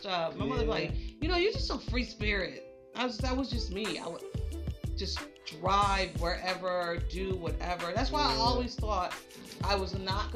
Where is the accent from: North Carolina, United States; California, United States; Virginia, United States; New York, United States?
New York, United States; Niagara Falls; born or raised there; also born or lived in Buffalo, New York